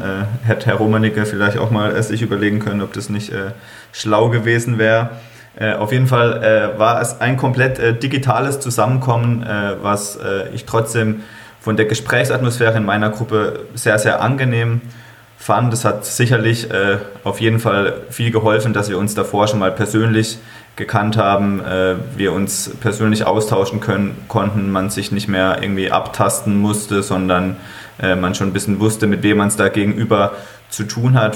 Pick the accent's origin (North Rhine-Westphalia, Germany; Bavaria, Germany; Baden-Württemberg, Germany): Baden-Württemberg, Germany; Freiburg; ich komme aus Freiburg, bin Fan des hiesigen Sportclubs